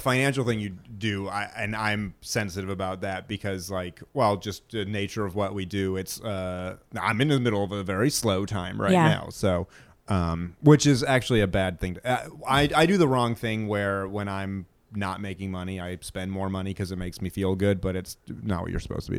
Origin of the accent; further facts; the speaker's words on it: New Hampshire, United States; moved away; also born or lived in Georgia; I was just going to say, I grew up in New Hampshire and moved to Georgia. And when I moved down to Georgia, we had SoCo, which I always hated.